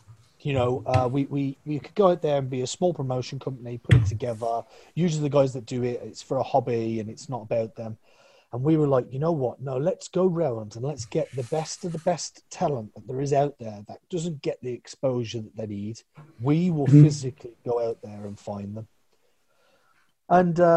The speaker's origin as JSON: {"language": "English", "country": "United Kingdom", "said": "I'm British."}